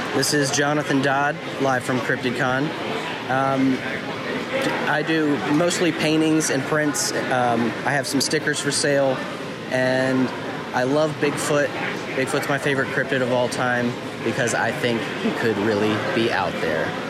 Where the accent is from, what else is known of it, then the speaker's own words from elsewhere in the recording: Kentucky, United States; I'm from Kentucky